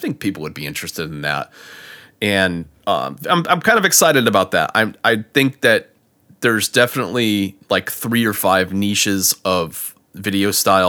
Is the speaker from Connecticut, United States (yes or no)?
yes; Connecticut, United States; now in Florida, United States; I mean, growing up in Connecticut and being down here in Florida for 10 years, I'll drop that Southern thing every once in a while.